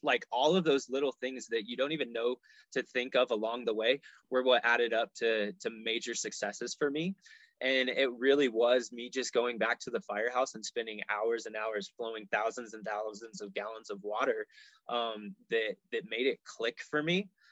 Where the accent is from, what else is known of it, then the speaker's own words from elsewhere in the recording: Colorado, United States; also born or lived in Dallas, Texas / Nebraska; I grew up here in Colorado, and Colorado pretty much always felt like home